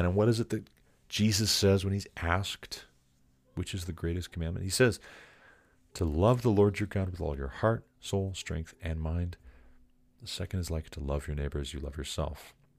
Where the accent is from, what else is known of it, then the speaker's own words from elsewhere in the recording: United States; I'm an American